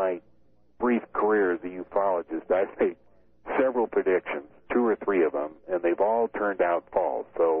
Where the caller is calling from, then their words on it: Everett, Washington, United States; Everett, Washington.